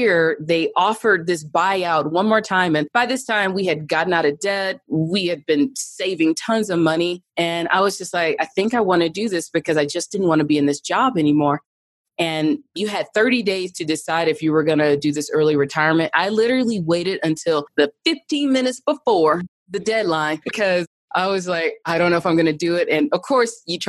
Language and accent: English; Birmingham, Alabama, United States; moved away as an adult; also born or lived in Atlanta, Georgia; now in Denver, United States; I grew up in Birmingham, Alabama, just a regular middle-class girl